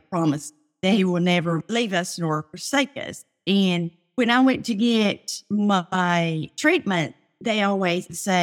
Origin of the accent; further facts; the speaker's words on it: Tennessee, United States; moved away; also born or lived in Louisiana; We lived in Louisiana at the time, and we're originally from Tennessee.